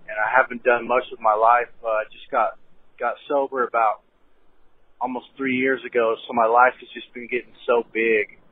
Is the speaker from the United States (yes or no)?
yes; Albuquerque, New Mexico, United States; moved away as an adult; I'm from Albuquerque, New Mexico